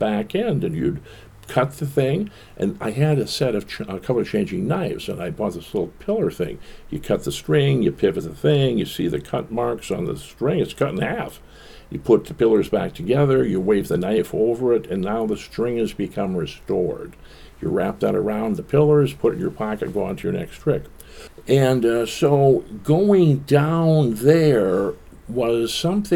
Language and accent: English; Bloomington, Minnesota, United States; I was born in Minneapolis, but we moved out to Bloomington